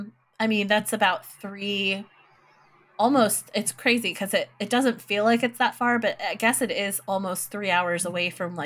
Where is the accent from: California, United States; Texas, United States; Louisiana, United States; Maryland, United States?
Maryland, United States; Baltimore; moved away; I'm originally from Baltimore